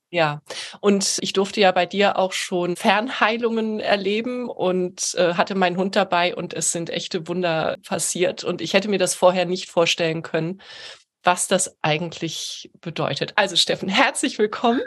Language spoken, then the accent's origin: German; Heidelberg, Baden-Württemberg, Germany; moved away as an adult; now in Hamburg, Germany; ich lebe in Hamburg und bin ursprünglich eben auch aus Heidelberg